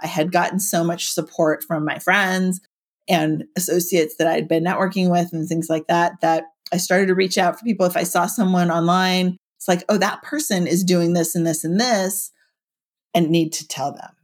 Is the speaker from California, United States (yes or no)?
yes; Silicon Valley, California, United States; now in Santa Cruz, United States; I grew up in Silicon Valley